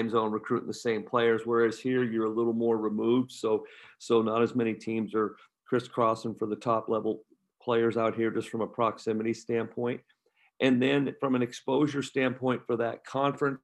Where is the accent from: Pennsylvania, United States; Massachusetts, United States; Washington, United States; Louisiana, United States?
Washington, United States; Chimacum; I'm from Washington